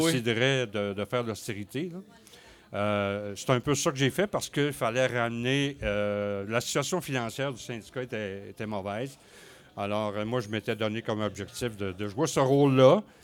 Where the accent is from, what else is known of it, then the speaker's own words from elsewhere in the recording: Côte-Nord, Quebec, Canada; moved away as an adult; also born or lived in Rivière-Saint-Jean / Sept-Îles / Saguenay / Ottawa; now in Rouyn-Noranda, Canada; Je suis né à Québec, j'ai euh, grandi sur la côte nord